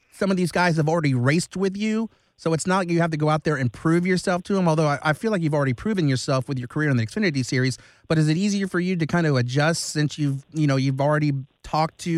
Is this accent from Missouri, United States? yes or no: no; Long Beach, California, United States; I love the Dodgers. I mean, I grew up in Long Beach